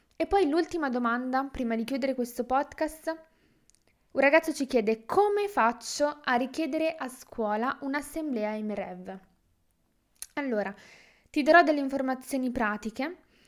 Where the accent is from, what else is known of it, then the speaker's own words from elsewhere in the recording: Milan, Lombardy, Italy; ho diciassette anni e vengo da Milano